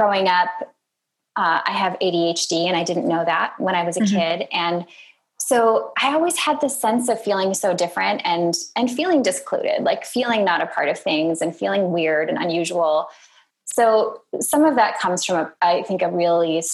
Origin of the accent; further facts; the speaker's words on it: Minnesota, United States; moved away; I'm from Minnesota